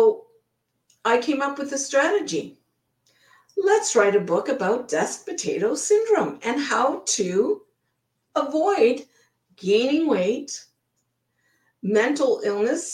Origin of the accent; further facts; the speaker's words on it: Ottawa, Ontario, Canada; moved away as an adult; also born or lived in British Columbia, Canada; now in Blaine, United States; we were growing up in Ottawa